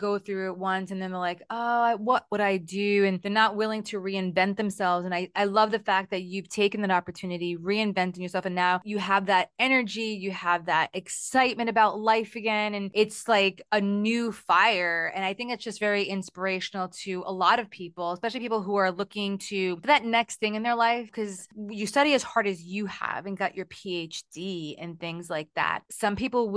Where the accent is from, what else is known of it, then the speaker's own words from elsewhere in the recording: Humacao, Puerto Rico; I grew up in Puerto Rico. I grew up in Humacao.